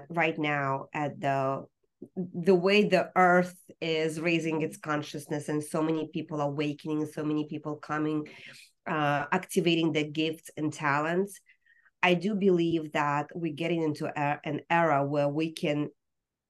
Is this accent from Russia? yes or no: yes; Russia; now in United States; growing up in Soviet Union